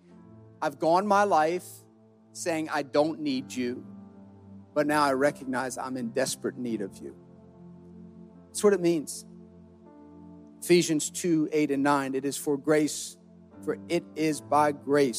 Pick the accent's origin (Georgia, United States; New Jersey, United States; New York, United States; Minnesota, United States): New Jersey, United States; we're from New Jersey